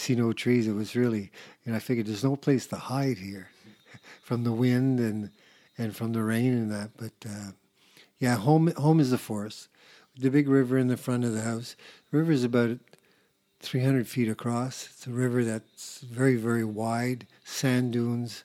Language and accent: English; Atlantic coast of Quebec, Canada; I come from the East Coast, the Atlantic coast of Quebec